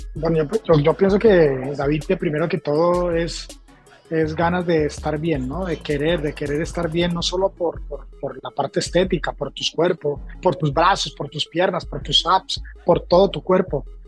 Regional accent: Colombia; moved away as an adult; also born or lived in Los Angeles / New York; now in Miami, United States; primero comencé en mi país, ¿no? En Colombia.

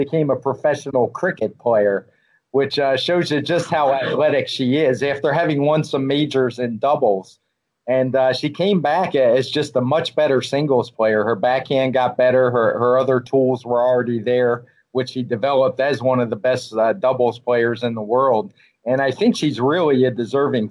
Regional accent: United States; as an American

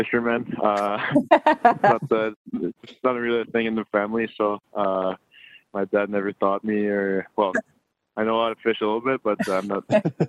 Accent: Quebec, Canada; You know, they didn't have like the best years when I was growing up.

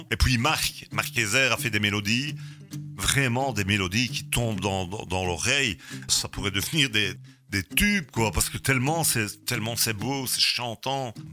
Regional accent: Gerpinnes, Wallonia, Belgium; moi je suis de Gerpine.

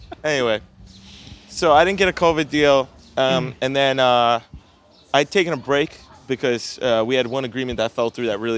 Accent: New York City, New York, United States; I tell people where I'm from, I wasn't saying like, I would give them as like a point of reference, like, Coney Island, because everyone knows Coney Island. No one knows Manhattan Beach

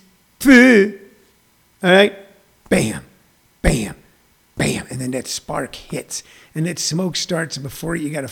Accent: Missouri, United States; where I grew up in Missouri and we were out in the country

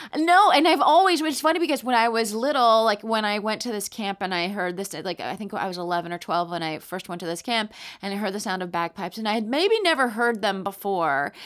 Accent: Palm Springs, California, United States; also born or lived in Roanoke, Virginia; I grew up in Palm Springs, California

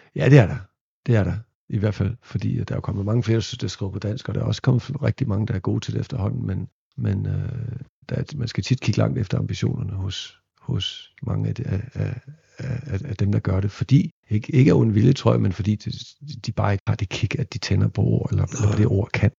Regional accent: Viborg, Central Denmark Region, Denmark; moved away; i Viborg, hvor jeg voksede op

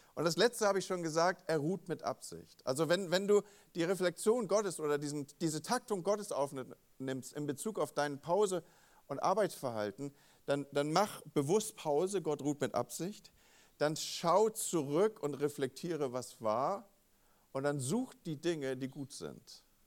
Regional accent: Northern Germany, Germany; also born or lived in Wolfsburg/Gifhorn area; als Norddeutsche

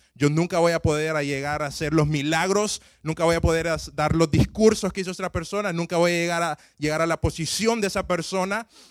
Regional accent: Honduras; moved away; yo crecí en Honduras

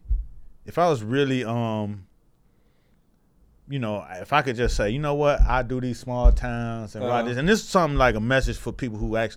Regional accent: Miami, Florida, United States; I'm from Miami. I know Miami audiences.

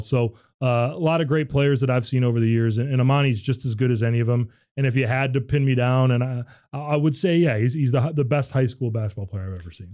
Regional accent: Royal Oak, Michigan, United States; also born or lived in Saint Thomas, US Virgin Islands; I grew up in Royal Oak

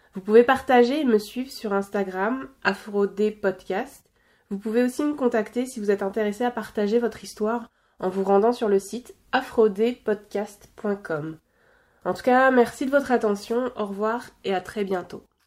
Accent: Normandy, France; moved away as an adult; also born or lived in Belgium; now in Quebec, Canada; La Normandie, c'est ma région natale, c'est ma région d'enfance.

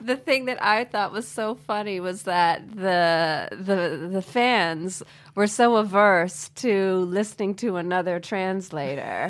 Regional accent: United States; growing up in America

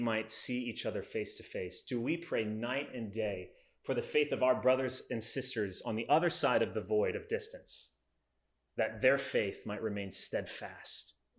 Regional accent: United States; As Americans

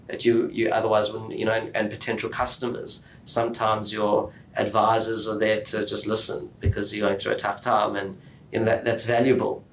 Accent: Johannesburg, Gauteng, South Africa; moved away as an adult; also born or lived in Israel / Sydney, Australia; now in Melbourne, Australia; we grew up in Johannesburg

